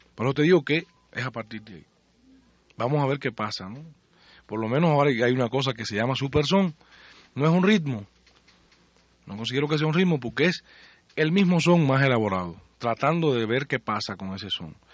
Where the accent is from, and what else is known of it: Puerto Padre, Las Tunas, Cuba; born or raised there; moved away; also born or lived in Havana